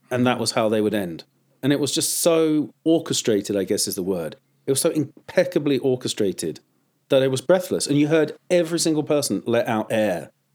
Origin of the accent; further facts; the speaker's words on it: United Kingdom; moved away as an adult; now in United States; I'm a third generation Swiss, uh, uh, Englishman, you know, born in Lon, uh, out, just outside of London.